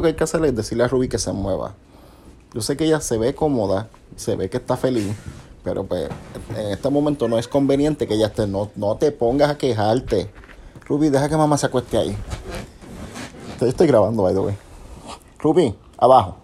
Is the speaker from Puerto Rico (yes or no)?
yes; Puerto Rico; nosotros somos de Puerto Rico